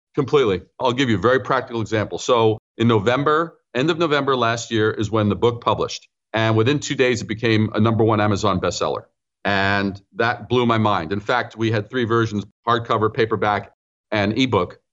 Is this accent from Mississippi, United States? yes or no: no; New York City, New York, United States; also born or lived in Brooklyn / Long Island / Manhattan; I'm a native New Yorker, as you mentioned. So I was born in Brooklyn, raised in Queens